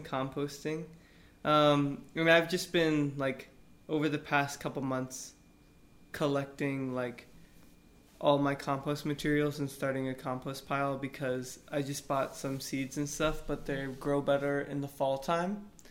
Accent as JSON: {"language": "English", "town": "Austin", "region": "Texas", "country": "United States", "tie": "born or raised there", "said": "I'm from Austin"}